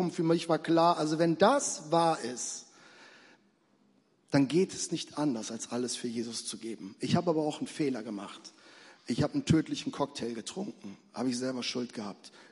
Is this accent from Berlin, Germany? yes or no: no; Lower Saxony, Germany; ich komme eigentlich so aus Richtung Hannover, da liegt ein allerkleines Dorf drumherum und das ist ein Dorf, da setze ich nie wieder einen Fuß rein.